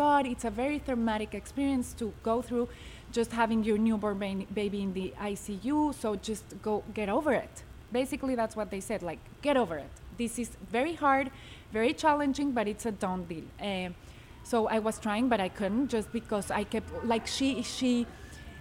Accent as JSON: {"language": "English", "region": "Mexico City", "country": "Mexico", "tie": "born or raised there", "moved": "yes", "said": "I was born and raised in Mexico City."}